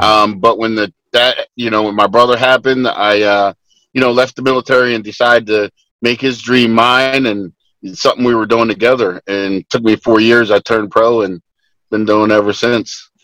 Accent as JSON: {"language": "English", "region": "Texas", "country": "United States", "said": "we're all from Texas. We all live in Texas"}